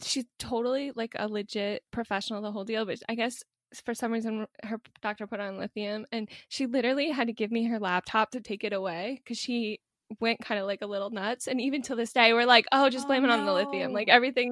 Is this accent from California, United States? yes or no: no; New York, United States; when I was growing up in New York, Bobby Kennedy Jr., Robert Kennedy Jr. used to always speak in our cafeteria